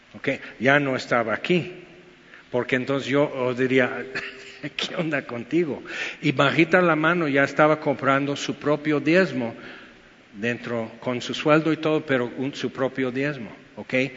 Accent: United States; Spanish is a second language; now in Mexico; soy gringo, porque soy güero

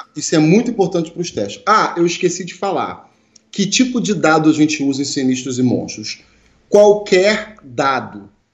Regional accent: Brazil; nós brasileiros

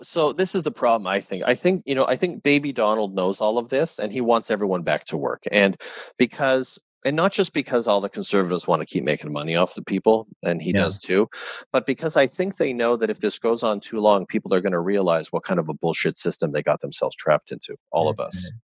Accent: Canada; as a Canadian

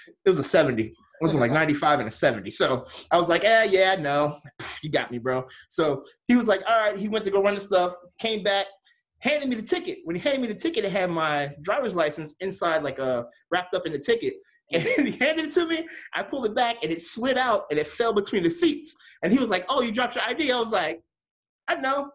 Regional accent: Delaware, United States; moved away; I'm from Delaware. So I was driving back home to Delaware.

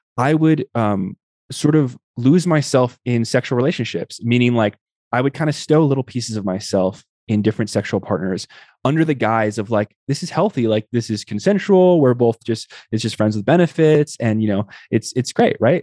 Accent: Tucson, Arizona, United States; I grew up in the Southwest Barrios in Tucson, Arizona

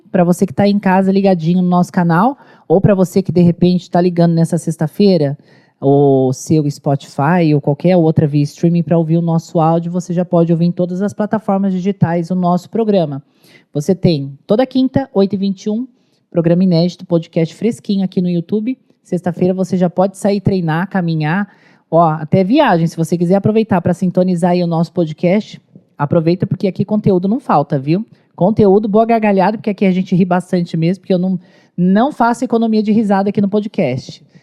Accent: São Paulo, Brazil; Sou paulista.

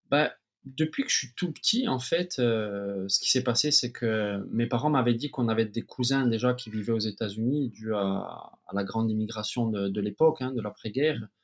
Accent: Ajaccio, Corsica, France; moved away as an adult; also born or lived in United States / Paris / Cyprus; je suis né à Ajaccio. J'ai fait toutes mes gammes euh, de footballeur à Ajaccio dès l'âge de 4 ans

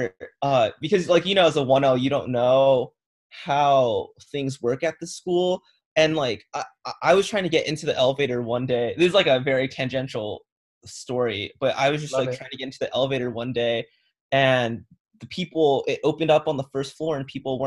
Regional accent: Southern California, United States; moved away as an adult; I'm from the Southern California region.

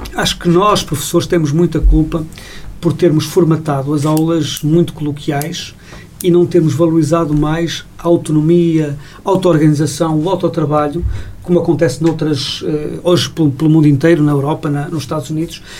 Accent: Portugal; como português

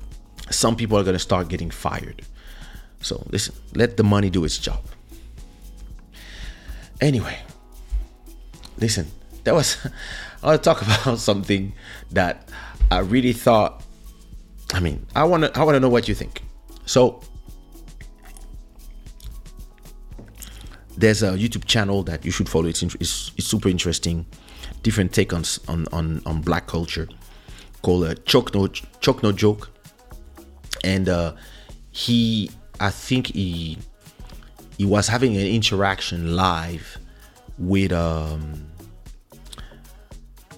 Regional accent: France; now in Portugal; I grew up in France, starting at the age of 7, so we can say a mixed culture

